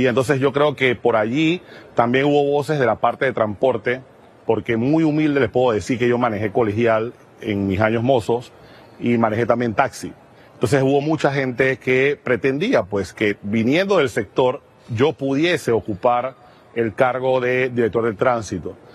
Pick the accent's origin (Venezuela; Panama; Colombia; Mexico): Panama; yo creo que debemos empezar a creer nosotros mismos como panameños en el país que tenemos